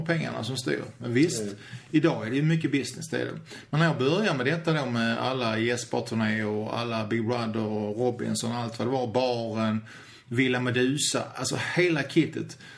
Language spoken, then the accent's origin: Swedish; Malmö, Skåne, Sweden; jag kommer från Rosengård i Malmö, Rosensväg 12